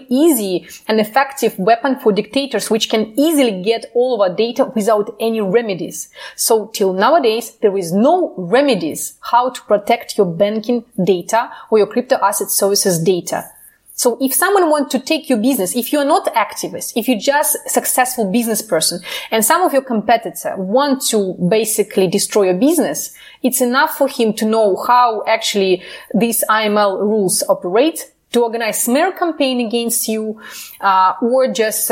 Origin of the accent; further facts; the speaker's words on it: Ukraine; now in Brussels, Belgium; I'm living in Brussels. I'm originally from Ukraine